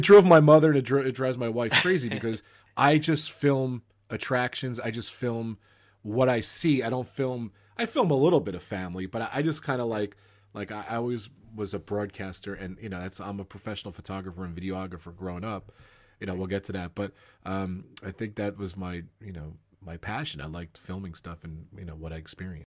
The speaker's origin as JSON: {"language": "English", "town": "Old Bridge", "region": "New Jersey", "country": "United States", "tie": "born or raised there", "moved": "as an adult", "lives_now": "Long Island, United States", "said": "I grew up, um, Central Jersey. Old Bridge is my hometown."}